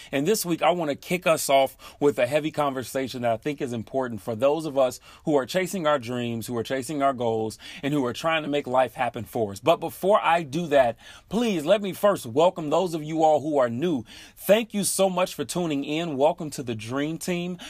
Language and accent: English; Chicago, Illinois, United States; moved away as an adult; now in Seattle, United States; living in in Seattle now, but I am originally from Chicago